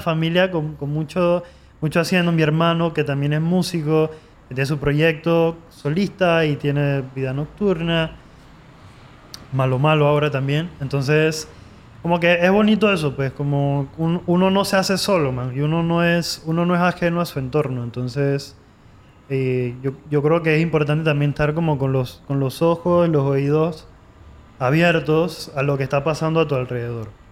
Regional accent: Panama; yo soy el único panameño de mi familia, o sea, el único nacido en Panamá soy yo

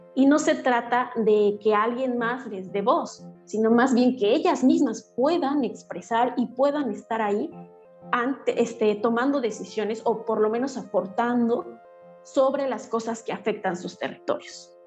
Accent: San Sebastián Tecomaxtlahuaca, Oaxaca, Mexico; yo soy mixteca, originaria de San Sebastián, Tecomaxlahuaca, Oaxaca

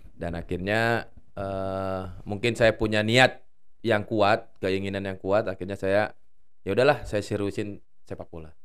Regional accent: Makassar, South Sulawesi, Indonesia; moved away; kalau di daerah di kampung mm. halaman saya itu di Makassar, eh, anak-anak eh, anak -anak kecil tuh memang sukanya bermain bola di jalanan

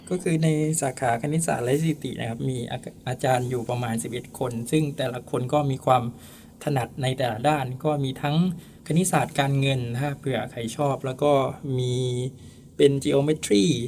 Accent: Songkhla, Thailand; also born or lived in Hua Sai, Nakhon Si Thammarat; now in Nakhon Si Thammarat, Thailand; จริงแล้วผมอยู่สงขลา

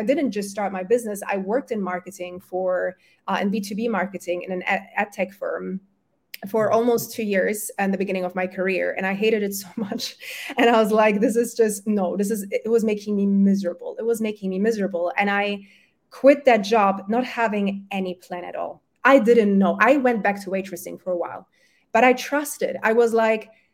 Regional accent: Germany; first language German and Polish; English is a second language; also born or lived in Poland; I was born in Germany, my family's from Poland

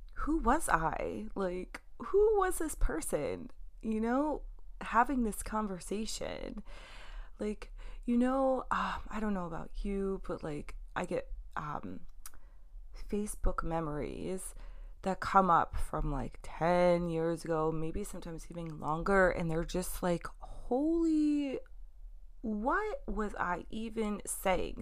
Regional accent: New York, United States; I'm from New York.

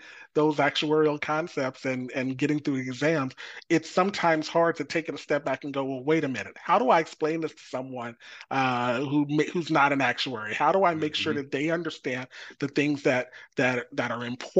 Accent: Texas, United States; moved away; I grew up in Texas

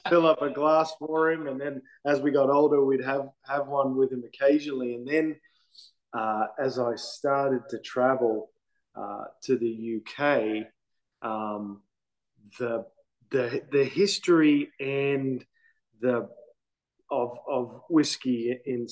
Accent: Brisbane, Queensland, Australia; moved away as an adult; now in United States; I'm from Australia, born and raised. Born in North Queensland, but grew up in Brisbane, Australia, on the coast.

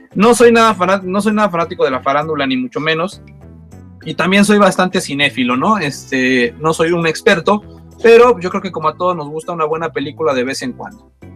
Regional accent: Mexico City, Mexico; De México, de aquí, del famoso estado del distrito del defectuoso, dirían por ahí, aquí en el DF.

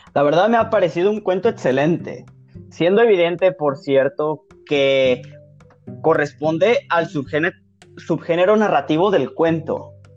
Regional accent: Sinaloa, Mexico

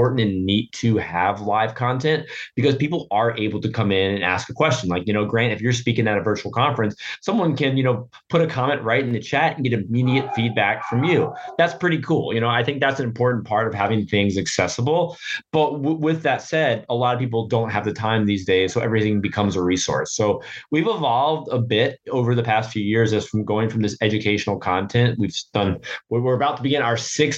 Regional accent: Norfolk, Virginia, United States; my hometown of Norfolk, Virginia

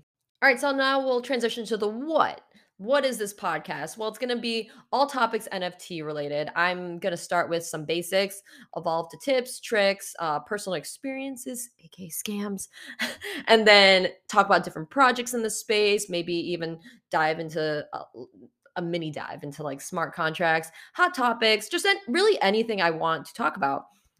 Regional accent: San Francisco, California, United States; also born or lived in Chicago; I'm from San Francisco. I moved here in June from Chicago, and I'm part of the Metaverse family on Discord

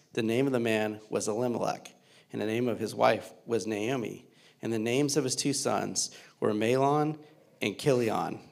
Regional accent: Louisiana, United States; now in Cincinnati, United States; I'm originally from Louisiana

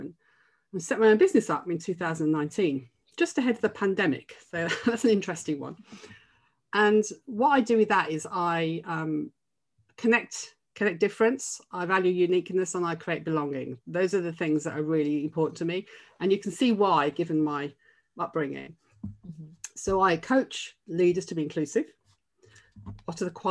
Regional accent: Birmingham, West Midlands, United Kingdom; So I'm a Brummie. I come from Birmingham, from a very, very underprivileged background.

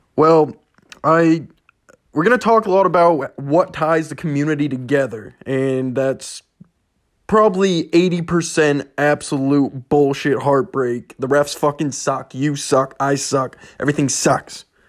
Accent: Ellsworth, Maine, United States; I'm from Ellsworth, Maine, where sports gambling currently isn't legal

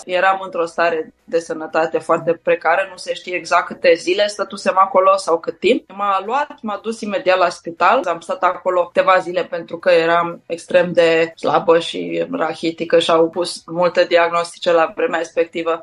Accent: Bucharest, Romania; am crescut în București cu părinții

